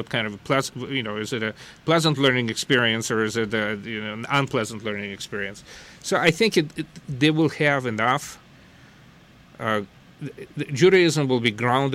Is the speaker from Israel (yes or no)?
no; Western Ukraine, Ukraine; moved away as an adult; now in United States; I came from Western Ukraine